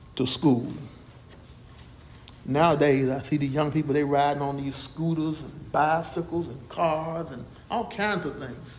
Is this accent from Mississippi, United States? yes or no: yes; Jackson, Mississippi, United States; when I was growing up in Jackson, Mississippi, my hometown, we used to walk to school